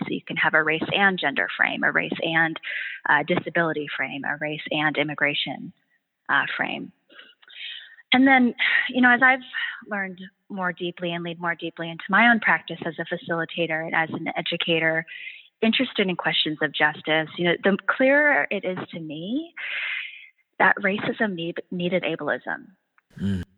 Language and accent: English; San Francisco Bay Area, California, United States; I grew up on Ohlone land, the ancestral and unceded lands of the Ohlone peoples here in the San Francisco Bay Area.